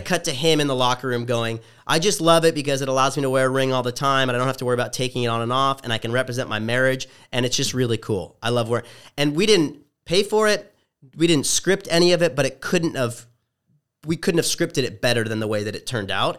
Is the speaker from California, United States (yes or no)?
yes; Orange County, Southern California, United States; also born or lived in Los Angeles; I'm originally from Southern California, as you mentioned, from the O C